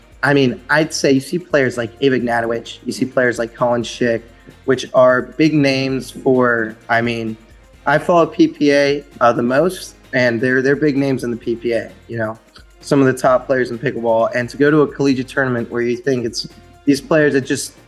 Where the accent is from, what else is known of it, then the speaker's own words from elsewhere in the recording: Pittsburgh, Pennsylvania, United States; I'm from Pittsburgh